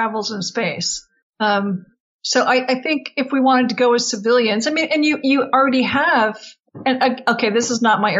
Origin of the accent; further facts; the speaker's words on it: California, United States; I grew up in California